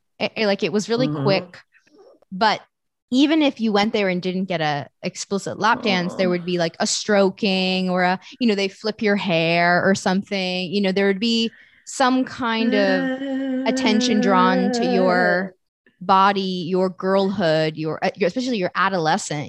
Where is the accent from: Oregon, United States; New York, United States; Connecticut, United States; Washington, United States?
New York, United States; New York City; I grew up in New York City